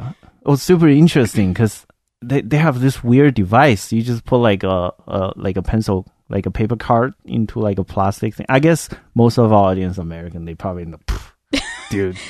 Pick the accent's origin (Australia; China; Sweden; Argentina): China; now in United States; I grew up in China, if you didn't pick up the accent yet.